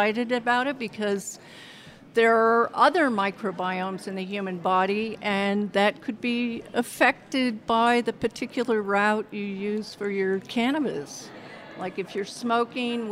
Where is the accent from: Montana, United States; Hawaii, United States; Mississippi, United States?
Montana, United States; moved away as an adult; also born or lived in Berkeley / Boulder / Las Vegas; I grew up on a ranch in Montana